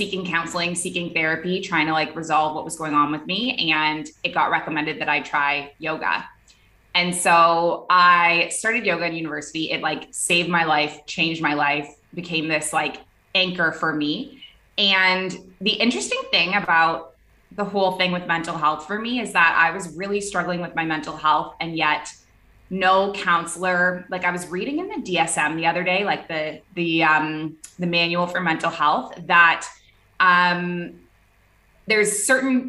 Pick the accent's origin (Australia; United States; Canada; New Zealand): Canada; Toronto, Ontario; moved away as an adult; also born or lived in Middle East; now in Bali, Indonesia; I am a Canadian. I grew up in the city of Toronto, and I moved overseas when I was 23.